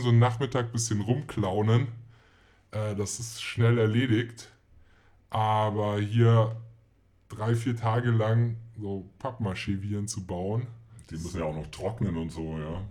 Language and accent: German; Munich, Bavaria, Germany; wir sind ja auch aus München